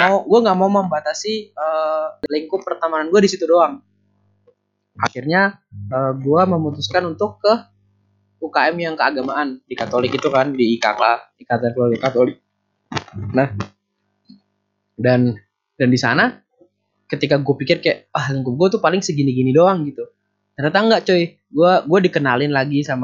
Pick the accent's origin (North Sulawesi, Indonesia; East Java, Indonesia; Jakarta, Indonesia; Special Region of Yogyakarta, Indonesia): Special Region of Yogyakarta, Indonesia; Yogyakarta; now in Malang, Indonesia; gue cerita saya tuh dari Jogja ini ini ini